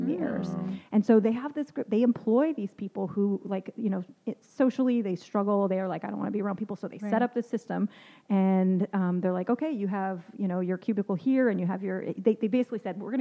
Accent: Southern California, United States; moved away as an adult; also born or lived in Michigan; me growing up on the West Coast in Southern California

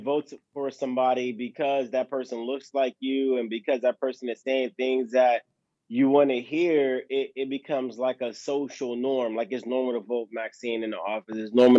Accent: Los Angeles, California, United States; where I grew up in South Central

